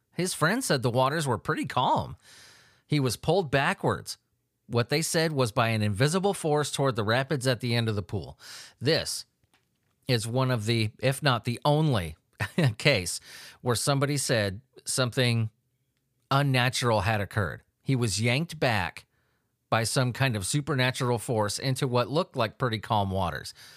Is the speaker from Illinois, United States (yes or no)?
no; Southern California, United States; I grew up in Southern California.